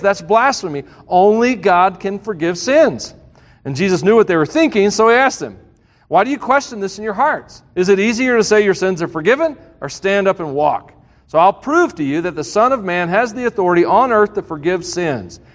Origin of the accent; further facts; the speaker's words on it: the South, United States; I'm from the South